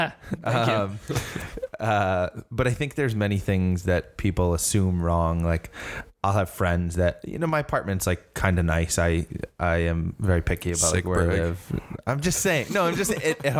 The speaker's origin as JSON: {"language": "English", "region": "Massachusetts", "country": "United States", "moved": "yes", "said": "I'm originally from Mass"}